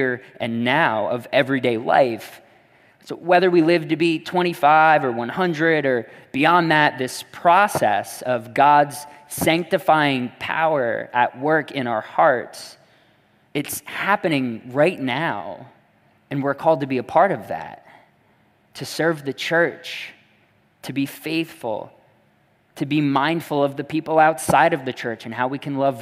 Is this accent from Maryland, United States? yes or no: no; Netcong, New Jersey, United States; my hometown of Nekong